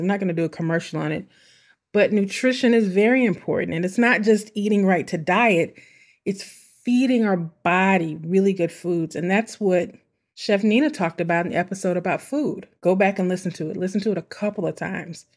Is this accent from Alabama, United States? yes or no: no; St. Louis, Missouri, United States; my hometown, my homie, St. Louis